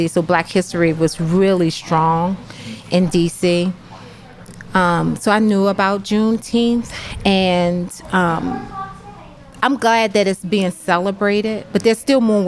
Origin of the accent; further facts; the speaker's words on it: Washington, District of Columbia, United States; moved away as an adult; also born or lived in Phoenixville, Pennsylvania; now in Pottstown, United States; I grew up in D.C. and it was all black